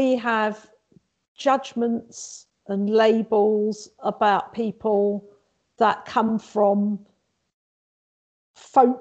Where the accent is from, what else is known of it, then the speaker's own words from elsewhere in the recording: London, United Kingdom; I'm actually was born and brought up in London, but both my parents are Maltese, and I identify as being Maltese.